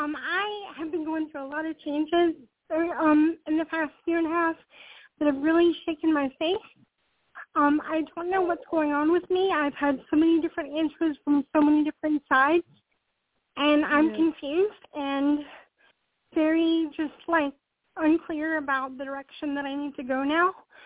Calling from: Charlotte, North Carolina, United States; I'm calling from North Carolina.

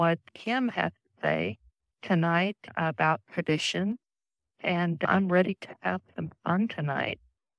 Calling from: Tennessee, United States; Hello, everyone. … I'm calling in from Tennessee, and glad to be here.

